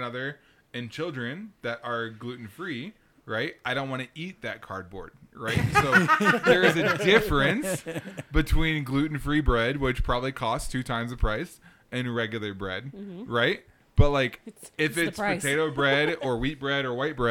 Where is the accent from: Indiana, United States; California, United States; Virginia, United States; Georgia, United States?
Indiana, United States; Ohio River Valley, Southern; now in Colorado, United States; I am from the Ohio River Valley, right? Southern Indiana.